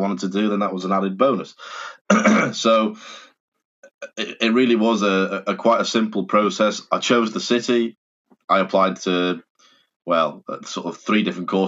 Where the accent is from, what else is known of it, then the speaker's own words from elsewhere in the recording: North Wales, United Kingdom; also born or lived in Leeds; I'm from North Wales